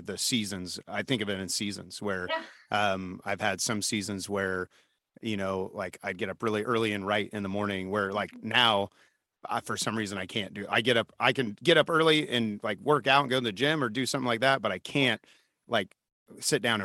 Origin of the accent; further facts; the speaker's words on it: United States; I'm super American